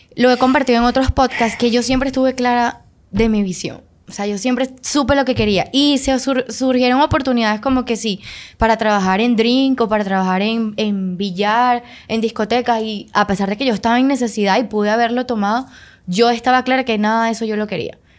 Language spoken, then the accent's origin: Spanish; Venezuela; moved away as an adult; now in Dominican Republic; soy venezolana. Eh, tengo algunos seis años viviendo acá en República Dominicana